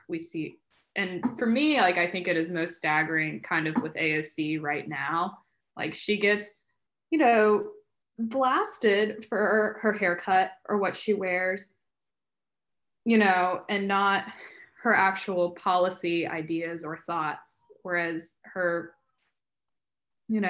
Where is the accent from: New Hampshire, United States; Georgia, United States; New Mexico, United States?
Georgia, United States; Columbus; my hometown in Columbus, Georgia